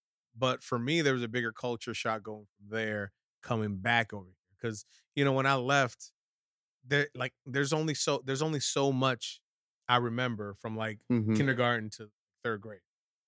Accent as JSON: {"language": "English", "region": "Maryland", "country": "United States", "tie": "born or raised there", "also_born_or_lived": "New York", "said": "Then I was born in Manhattan. Then that shit happened. Back down to Maryland. And then, you know, I went to a few freaking elementary schools down in like PG County and shit like that."}